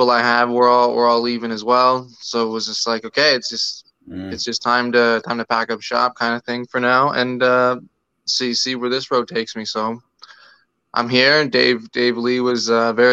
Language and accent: English; Toronto, Ontario, Canada; I grew up in Rexdale